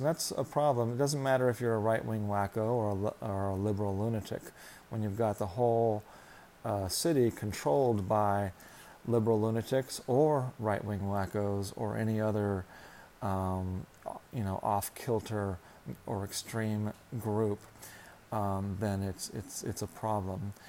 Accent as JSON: {"language": "English", "area": "Orange County", "region": "California", "country": "United States", "tie": "born or raised there", "lives_now": "Los Angeles, United States", "said": "And I'm from Orange County, was where I went to high school."}